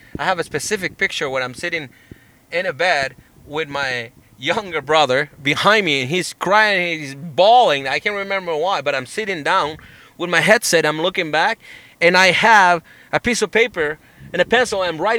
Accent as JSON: {"language": "English", "country": "Chile", "accent": "Chilean", "second_language": "English", "moved": "yes", "said": "And even now, my accent has died down a little bit, but I was just back in Chile for a vacation, and every time I go back, my accent kind of like hits a reset."}